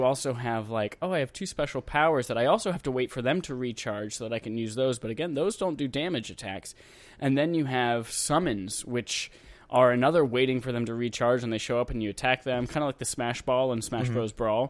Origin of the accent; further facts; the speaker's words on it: United States; I just want to go in and shoot things because I'm an American.